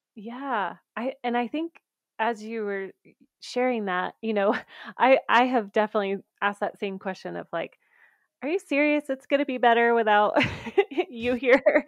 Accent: the South, United States; now in Colorado, United States; I grew up in the South

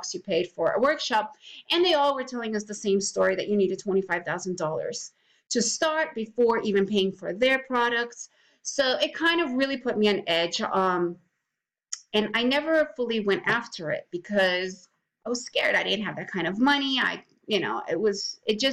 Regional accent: New York City, New York, United States; also born or lived in USSR; I moved to the United States when I was 6 years old. We moved to New York, and I pretty much grew up, like a typical US kid

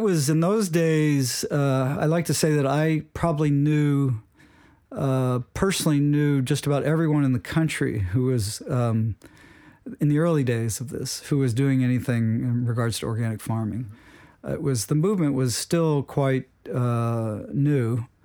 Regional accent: Wilmington, Delaware, United States; I grew up in, uh, Wilmington, Delaware

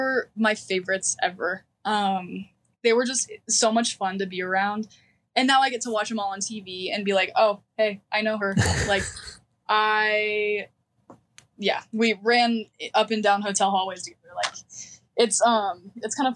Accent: the Northwest, Pacific Northwest, United States; we're from the Northwest

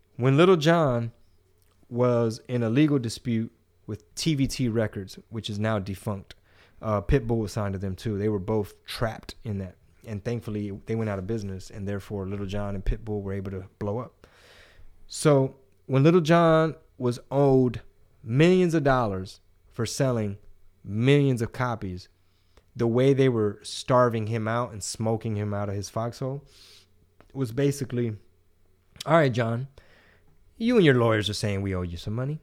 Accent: Texas, United States; I like being Texan

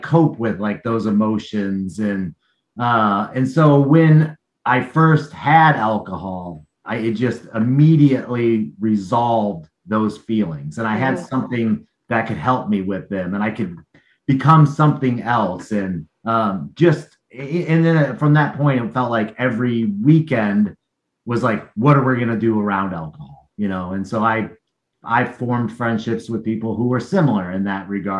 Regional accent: Battle Creek, Michigan, United States; moved away as an adult; now in Portland, United States; I was born in the Upper Peninsula of Michigan on a small Native American reservation land, a little village called Launce. And then I moved downstate to the Lower Peninsula of Michigan to Battle Creek

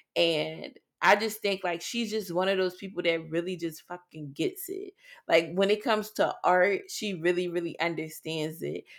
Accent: Philadelphia, Pennsylvania, United States; growing up in Philadelphia

